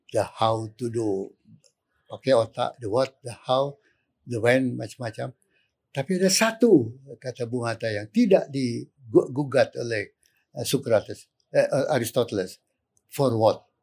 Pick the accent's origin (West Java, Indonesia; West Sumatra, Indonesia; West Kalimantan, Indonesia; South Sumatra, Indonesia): West Sumatra, Indonesia; Minangkabau; background saya Minang, Minangkabau.